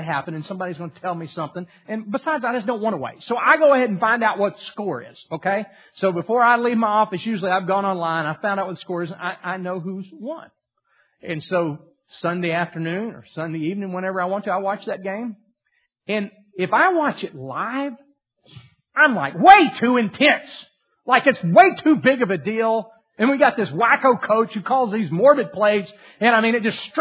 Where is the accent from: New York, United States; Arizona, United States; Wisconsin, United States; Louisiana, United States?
Louisiana, United States; moved away; I'm from Louisiana.